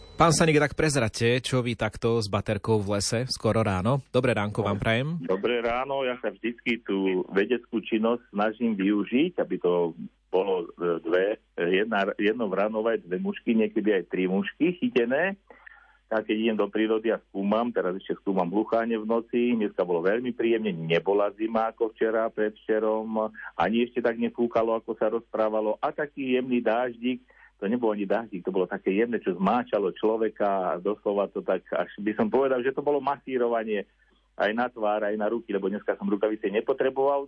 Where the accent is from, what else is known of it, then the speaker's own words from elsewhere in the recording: Liptovské Revúce, Žilina Region, Slovakia; na dedine u nás v Liptovských revútach